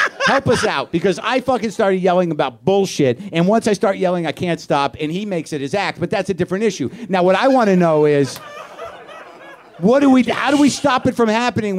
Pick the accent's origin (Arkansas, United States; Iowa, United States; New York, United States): New York, United States; Staten Island; I know. I'm from Staten Island. I used to live, breathe, and eat trauma.